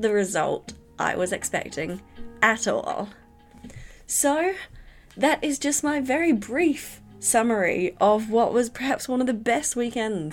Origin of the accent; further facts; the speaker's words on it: England, United Kingdom; now in New Zealand; I was born in England